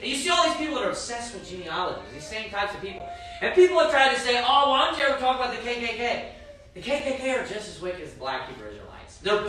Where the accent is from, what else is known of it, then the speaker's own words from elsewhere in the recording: Kentucky, United States; And I'm from Kentucky, for crying out loud.